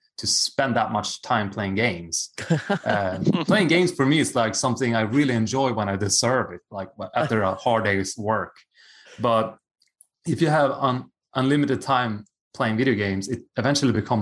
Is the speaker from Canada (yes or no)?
no; Sweden; moved away as an adult; also born or lived in Japan / United States / Australia; I'm from Sweden. I went to a plumber high school